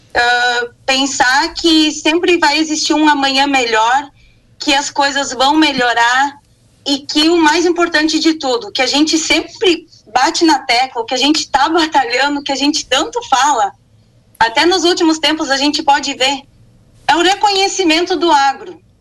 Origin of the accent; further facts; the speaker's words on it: Estrela, Rio Grande do Sul, Brazil; eu sou de Estrela, sou formada em engenharia de produção, optei em ficar no interior